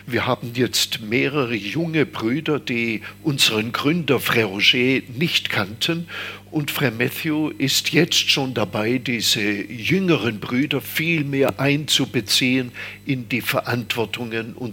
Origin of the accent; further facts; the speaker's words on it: Stuttgart, Baden-Württemberg, Germany; moved away as an adult; now in Taizé, France; Ja, das war weit weg natürlich. Ich komme ja aus Stuttgart und das sind 500 Kilometer und es war äh, damals sehr weit weg.